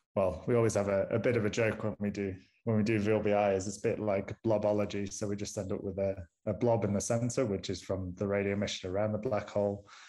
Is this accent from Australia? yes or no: no; Manchester, North West England, United Kingdom; accent: strong northern; moved away as an adult; also born or lived in Groningen; now in Pretoria, South Africa; am originally from Manchester, so you may need to put subtitles on this podcast because I have a, a strong northern accent